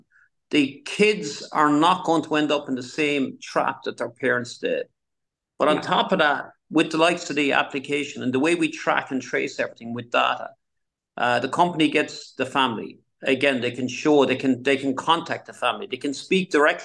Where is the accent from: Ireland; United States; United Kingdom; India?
Ireland; I remember growing up in Ireland